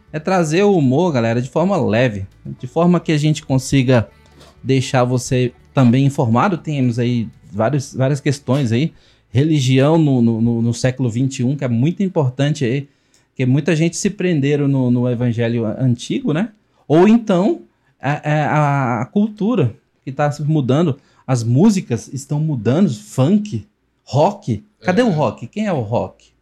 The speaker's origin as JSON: {"language": "Portuguese", "town": "Luziânia", "region": "Goiás", "country": "Brazil", "said": "nós somos de Lusiânia praticamente é o cerrado"}